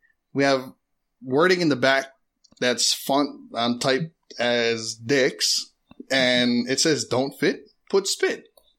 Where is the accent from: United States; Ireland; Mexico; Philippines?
Philippines; I am Filipino though